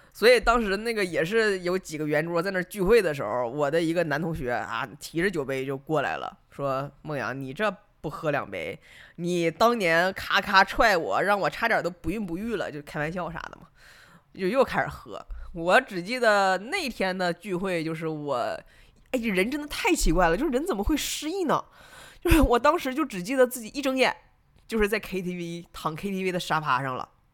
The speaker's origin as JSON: {"language": "Chinese", "region": "Northeast China", "country": "China", "tie": "born or raised there", "moved": "as an adult", "said": "熟悉我的朋友都知道我是一个东北人，就是我十八岁之前就没有出过东北"}